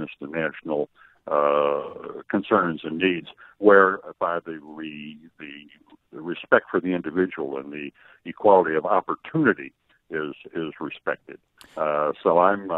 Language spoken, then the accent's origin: English; Illinois, United States; I'm the guy from Illinois, I'm not moving out of Illinois